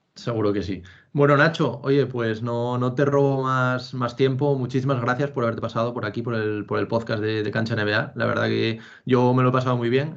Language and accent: Spanish; Asturias, Spain; moved away as an adult; now in Madrid, Spain; aunque llevo ya seis años viviendo en Madrid, soy de Asturias también